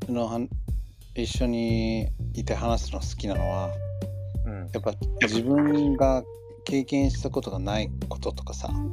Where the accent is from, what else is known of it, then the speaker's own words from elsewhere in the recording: United States; Japanese is a second language; now in Japan; 自分がアメリカ人だって忘れてんだなって思う